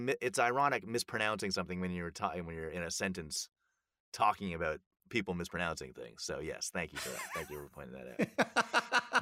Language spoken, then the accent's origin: English; Canada; accent: Canadian; moved away; I'm Canadian, and obviously, I I, I don't have much of an accent